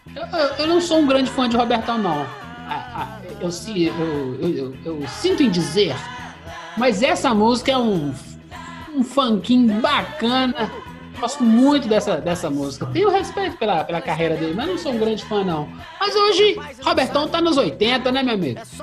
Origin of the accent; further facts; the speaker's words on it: Belo Horizonte, Minas Gerais, Brazil; a gente é aqui de BH